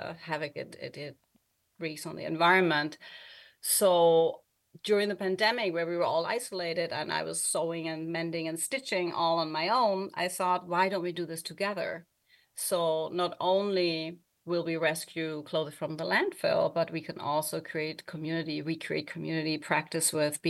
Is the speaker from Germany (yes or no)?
yes; Germany; English is a second language; moved away; I also don't live in Germany, where I was born and grew up